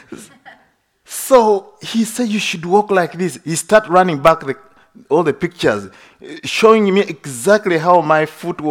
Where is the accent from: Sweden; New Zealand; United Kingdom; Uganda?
Uganda; moved away; I was born in Uganda. It's a Christian country